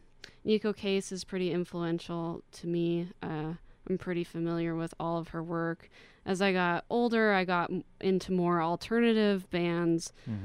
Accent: Spokane, Washington, United States; now in Boulder, United States; My parents live here. I went to Mount Spokane High School. I'm definitely from Spokane.

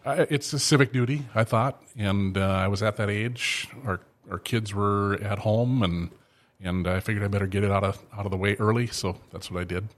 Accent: Thief River Falls, Minnesota, United States; I'm, I'm from Thief River

